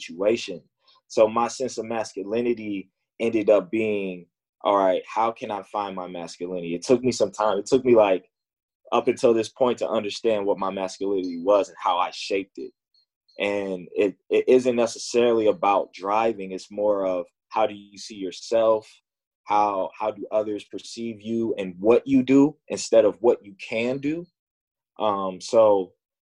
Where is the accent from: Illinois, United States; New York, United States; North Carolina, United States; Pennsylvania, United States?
Illinois, United States; Chicago; growing up in Chicago playing basketball